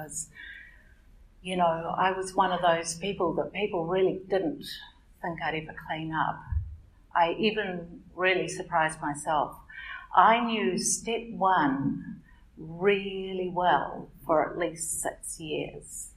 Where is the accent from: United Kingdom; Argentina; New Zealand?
New Zealand; Auckland; I'm from Auckland